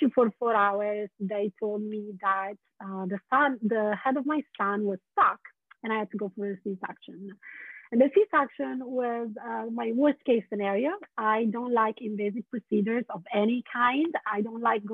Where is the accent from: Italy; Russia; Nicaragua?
Italy; English is a second language; moved away as an adult; also born or lived in London / San Francisco; now in Portland, United States; I was born in Italy. I was born and raised